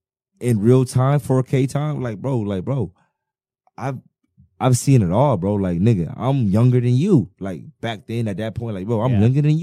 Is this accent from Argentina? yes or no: no; Bahamas; I'm from the Bahamas.